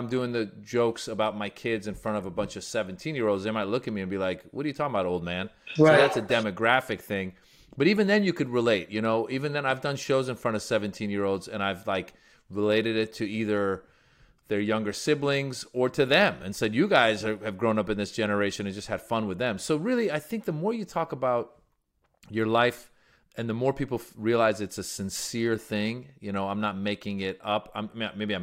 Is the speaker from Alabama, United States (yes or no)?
no; Bay Area, Northern California, United States; also born or lived in Iran; I grew up in Northern California in the Bay Area